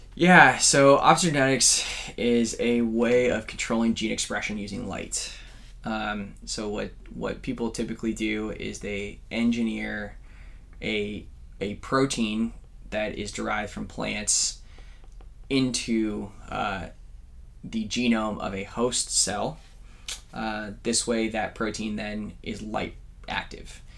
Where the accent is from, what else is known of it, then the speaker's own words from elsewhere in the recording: California, United States; growing up in California.